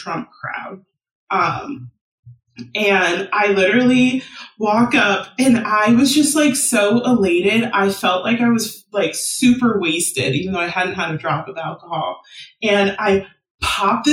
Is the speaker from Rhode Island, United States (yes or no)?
no; San Diego, California, United States; now in Philadelphia, United States; I'm from San Diego